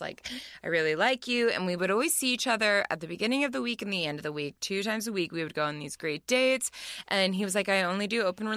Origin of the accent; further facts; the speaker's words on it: Las Vegas, Nevada, United States; also born or lived in Laguna Beach, California; growing up in Vegas